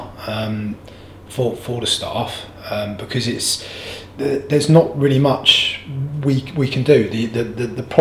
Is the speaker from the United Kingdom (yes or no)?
yes; Canterbury, South East England, United Kingdom; growing up in Canterbury, I've always felt safe in my own town.